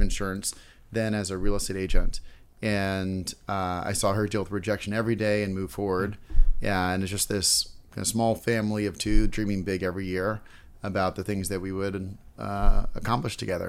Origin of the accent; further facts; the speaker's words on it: San Francisco, California, United States; now in New York City, United States; I'm originally from the Bay Area, San Francisco